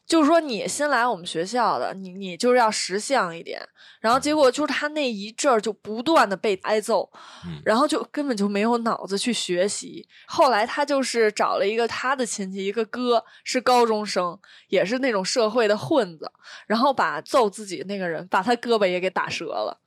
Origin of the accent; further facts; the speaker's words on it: Beijing, China; 我也是北京的